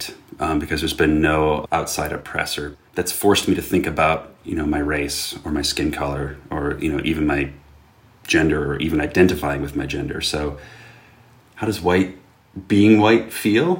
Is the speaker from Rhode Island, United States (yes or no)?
no; Chicago suburbs, Illinois, United States; now in Boston / New York City, United States; growing up in the Chicago suburbs